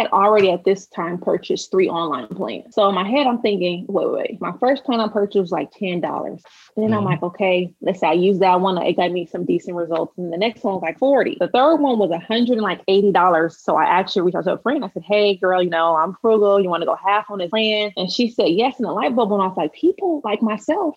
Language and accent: English; Los Angeles, California, United States; I'm from South Central, but if you want to narrow that down, I'm from Watts